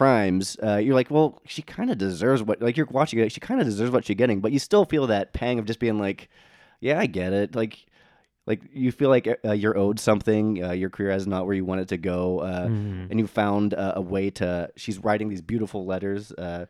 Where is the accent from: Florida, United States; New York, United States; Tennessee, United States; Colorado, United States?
New York, United States; New York City; Like, it's also a 1991 New York movie, and, like, as a New Yorker, too, you're like, yeah, you were kind of asshole people